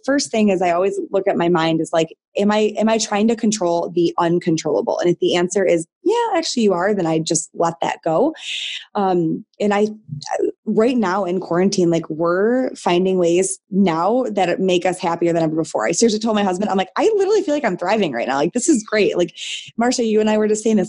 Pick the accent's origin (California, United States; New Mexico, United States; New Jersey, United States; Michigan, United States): Michigan, United States; I'm born and raised in Michigan